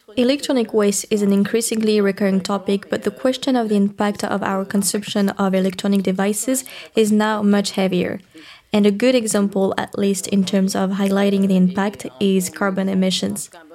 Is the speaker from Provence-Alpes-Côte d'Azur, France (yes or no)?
no; Bordeaux region, Nouvelle-Aquitaine, France; I come from the Bordeaux region, I was brought up by parents who were biologists